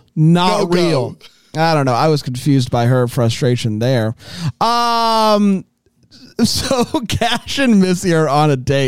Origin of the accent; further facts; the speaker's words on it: Florida, United States; I grew up in Florida.